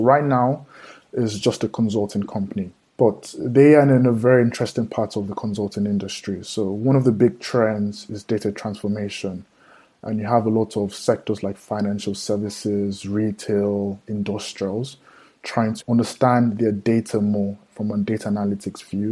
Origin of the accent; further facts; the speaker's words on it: Nigeria; I'm from Nigeria